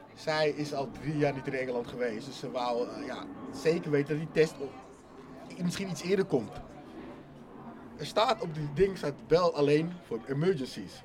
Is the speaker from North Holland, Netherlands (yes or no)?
yes; Amsterdam, North Holland, Netherlands; Ik voel echt Amsterdam.